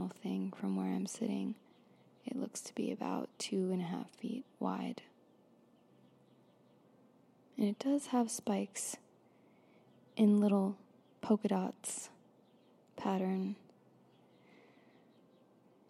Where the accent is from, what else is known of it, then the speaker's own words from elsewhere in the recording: Florida, United States; I grew up in Florida